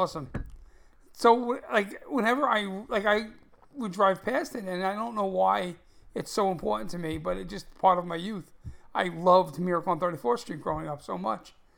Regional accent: New York City, New York, United States; I grew up in Brooklyn

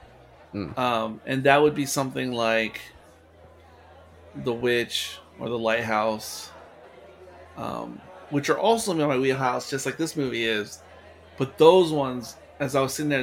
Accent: United States; in my DNA I'm American

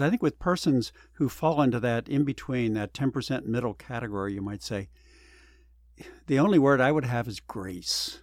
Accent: Pennsylvania, United States; also born or lived in Arkansas; now in California, United States; I was born in Pennsylvania, went to school in Arkansas, so I experienced two different cultures

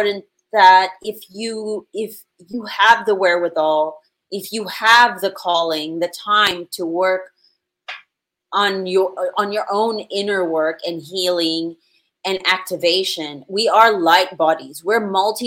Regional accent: Philippines; I was born in the Philippines with Spanish and Filipino parents

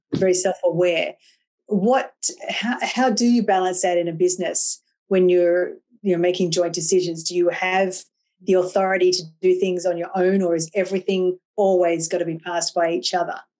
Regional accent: Australia; I'm Australian, and I was brought up drinking tea.

